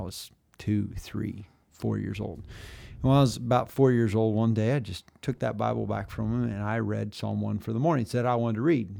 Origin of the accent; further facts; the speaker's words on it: Pratt, Kansas, United States; also born or lived in Phillipsburg, Kansas; at two, we moved to Pratt, where I spent all of my growing up time